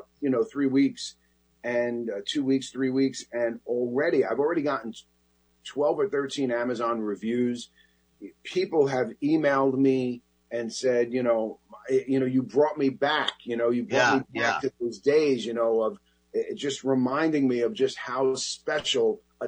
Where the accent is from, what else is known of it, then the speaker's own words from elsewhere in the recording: New York City, New York, United States; I grew up in that Bronx neighborhood that I describe in the book